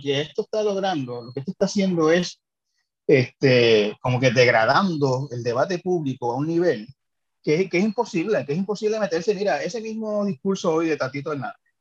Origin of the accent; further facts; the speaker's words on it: Santa Isabel, Puerto Rico; Yo soy de Santa Isabel